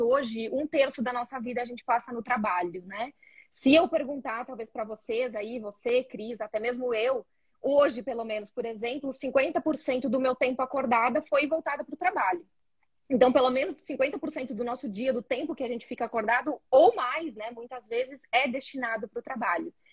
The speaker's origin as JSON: {"language": "Portuguese", "region": "interior of Rio Grande do Sul", "country": "Brazil", "said": "sou gaúcha do interior do Rio Grande do Sul"}